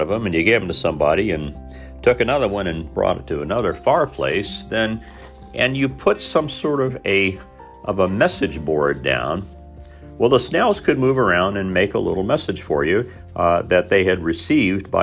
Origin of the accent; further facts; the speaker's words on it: Southern Indiana, United States; moved away; a lot of us folks growing up in Southern Indiana at the time I was there